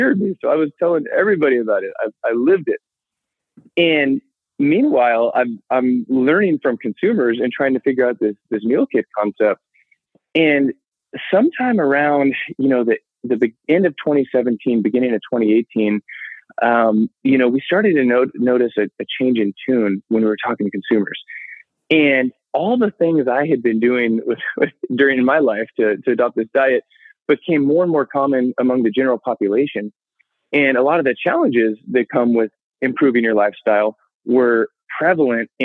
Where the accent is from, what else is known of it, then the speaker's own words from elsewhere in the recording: Sacramento, California, United States; also born or lived in San Diego; I grew up in Sacramento, ended up going to school down in San Diego